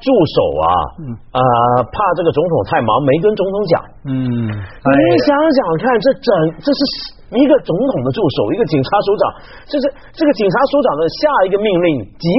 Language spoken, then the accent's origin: Chinese; Hong Kong; 菲律宾这个国家跟我们香港人感情很深的